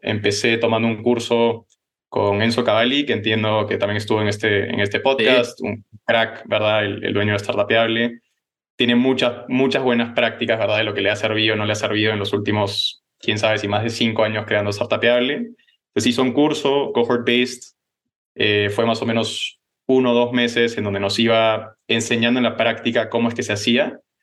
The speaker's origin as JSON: {"language": "Spanish", "country": "Peru", "tie": "born or raised there", "also_born_or_lived": "Los Angeles, United States / Netherlands", "said": "Yo nací en Los Ángeles, pero me crié en, en Perú, ¿verdad? ahí estudié en Lima"}